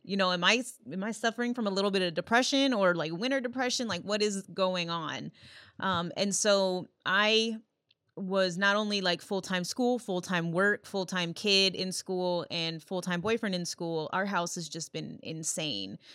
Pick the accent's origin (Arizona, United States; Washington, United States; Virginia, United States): Virginia, United States; Yorktown; also born or lived in Illinois; now in Minnesota, United States; grew up in Yorktown, Virginia, but then, you know, lived in Illinois for the most of my life